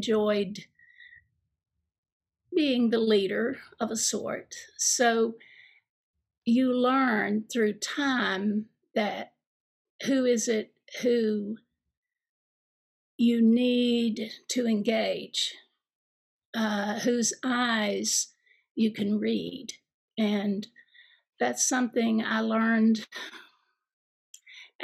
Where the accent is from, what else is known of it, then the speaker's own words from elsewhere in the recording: Eastern Kentucky, United States; growing up in Eastern Kentucky to teaching and being a mother